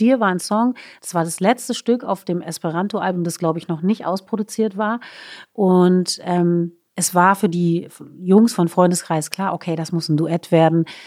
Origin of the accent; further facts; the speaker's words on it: Berlin, Germany; first language German; also born or lived in Stuttgart; wir Berliner sind extrem offensiv, offenherzig